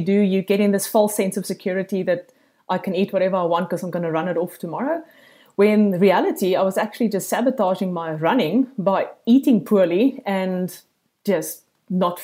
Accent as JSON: {"language": "English", "country": "South Africa", "accent": "South African", "moved": "as an adult", "lives_now": "Gold Coast, Australia", "said": "I'm an expat from South Africa, as you can hear by this thick accent."}